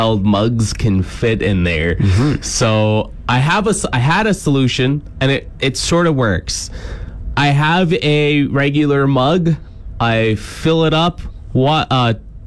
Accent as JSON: {"language": "English", "region": "Ontario", "country": "Canada", "tie": "born or raised there", "moved": "as an adult", "lives_now": "Saskatchewan, Canada", "said": "when I went to school in Ontario"}